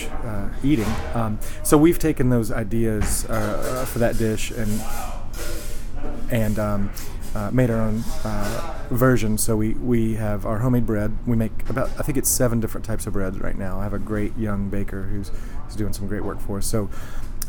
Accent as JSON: {"language": "English", "country": "United States", "tie": "born or raised there", "said": "My mom, we grew up in Knox County and on a 170-acre, somewhat working farm"}